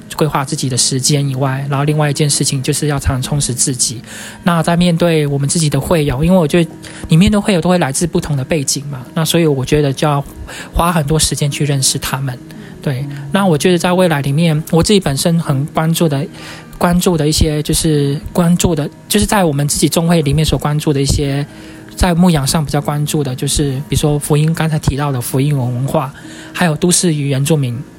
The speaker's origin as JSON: {"language": "Chinese", "town": "Sandimen", "region": "Pingtung County", "country": "Taiwan", "tie": "born or raised there", "also_born_or_lived": "Taipei", "moved": "as an adult", "said": "我们是从屏东来的，屏东的山地门"}